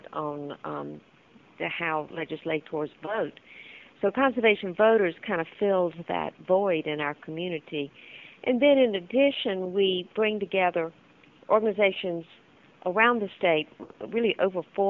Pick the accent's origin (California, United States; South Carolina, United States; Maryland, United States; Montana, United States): South Carolina, United States; Columbia; I grew up in Columbia